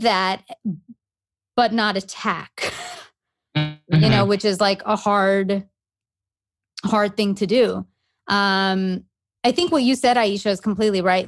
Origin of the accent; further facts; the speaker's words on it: Canada; moved away as an adult; now in United States; growing up in Canada